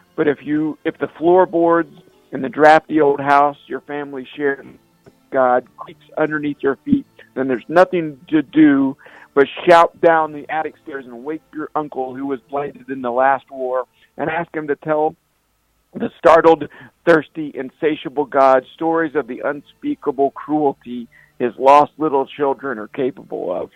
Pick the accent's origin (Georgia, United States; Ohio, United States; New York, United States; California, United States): Ohio, United States; Cincinnati; I grew up around Cincinnati